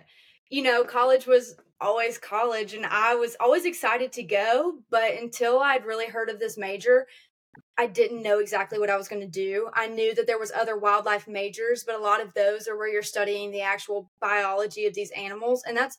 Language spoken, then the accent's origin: English; Auburn, United States; I'm from Auburn. This is what I do.